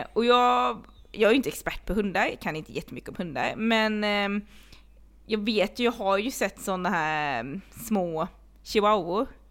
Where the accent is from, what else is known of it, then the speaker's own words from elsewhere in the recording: Blekinge, Sweden; jag är uppvuxen i Blekinge